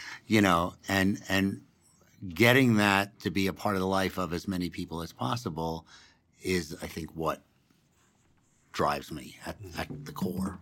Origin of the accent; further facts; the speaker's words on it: New York City, New York, United States; moved away as an adult; now in Denver, United States; I grew up on the Upper West Side of Manhattan